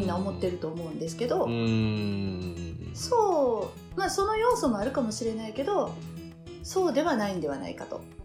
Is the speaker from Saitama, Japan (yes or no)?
no; Osaka, Japan; moved away as an adult; now in Ama, Japan; 私自身は大阪で生まれ育ってる